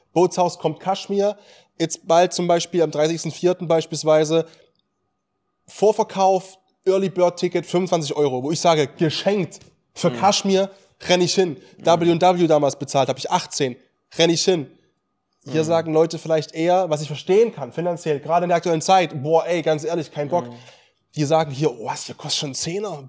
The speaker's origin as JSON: {"language": "German", "region": "East Germany", "country": "Germany", "said": "bei uns in Ostdeutschland in der Region"}